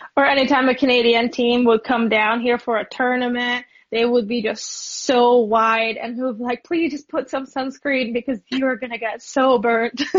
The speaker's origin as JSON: {"language": "English", "region": "Budapest", "country": "Hungary", "said": "I'm from Budapest"}